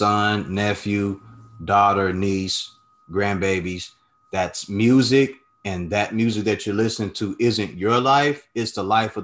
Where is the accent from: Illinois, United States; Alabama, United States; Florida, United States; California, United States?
Illinois, United States; Chicago; I'm from Chicago